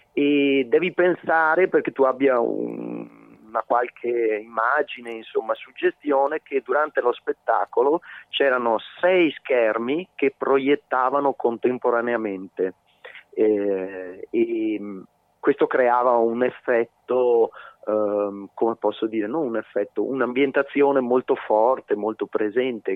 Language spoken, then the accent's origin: Italian; Veneto, Italy; moved away; anche se sono esule, il Veneto è la mia terra